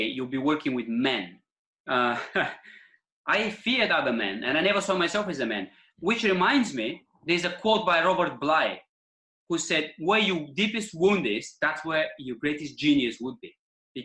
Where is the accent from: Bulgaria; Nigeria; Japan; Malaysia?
Bulgaria; English is a second language; moved away as an adult; now in Eastbourne, United Kingdom; as a boy, growing up in Bulgarian countryside